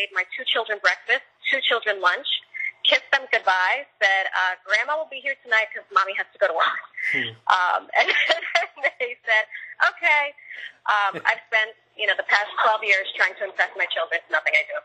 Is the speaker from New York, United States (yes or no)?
yes; New York City, New York, United States; I grew up on Baychester Avenue in a row house.